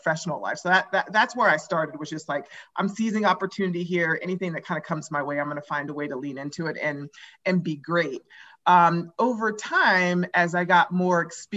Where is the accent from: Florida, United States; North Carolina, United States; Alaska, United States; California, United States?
Alaska, United States; Anchorage; moved away as an adult; also born or lived in Oregon / San Francisco / New York; now in Colorado, United States; I grew up in Anchorage, Alaska, when I went to college at Oregon